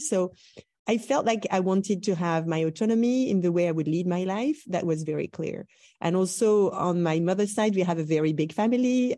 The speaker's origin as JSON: {"language": "English", "region": "Brittany", "country": "France", "tie": "born or raised there", "moved": "yes", "said": "I grew up in Brittany."}